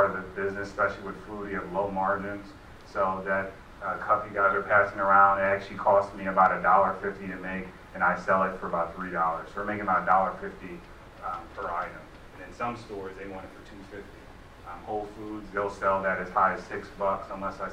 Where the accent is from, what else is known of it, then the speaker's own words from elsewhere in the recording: Cleveland, Ohio, United States; I'm from Cleveland, I make applesauce